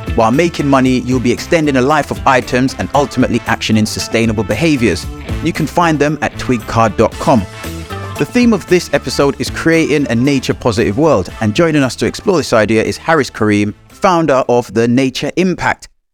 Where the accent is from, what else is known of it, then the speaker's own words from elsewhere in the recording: Jamaica; moved away; I was born in a small corner of Jamaica. It was a rural area. My first environment was the woodlands and the fields and forests near my house.